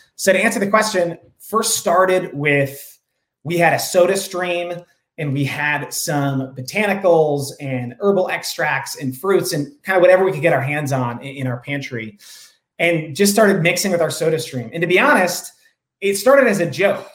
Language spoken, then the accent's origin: English; Rye, New York, United States; now in San Francisco, United States; I grew up outside of New York City in a small town called Rye